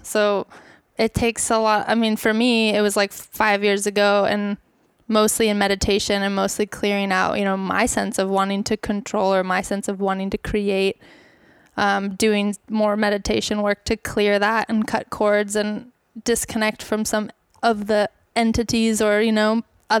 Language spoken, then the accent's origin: English; Bali, Indonesia; I actually grew up in Bali. So I grew up in Indonesia.